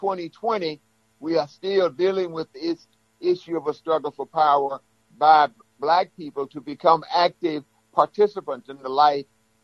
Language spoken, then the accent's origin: English; Walls, Mississippi, United States; I remember when I was growing up in my hometown of Walls here, my grandfather was a Abraham Lincoln Republican.